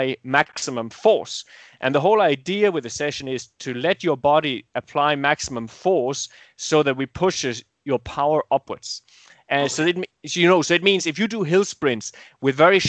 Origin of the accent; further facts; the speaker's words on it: Denmark; my home country, Denmark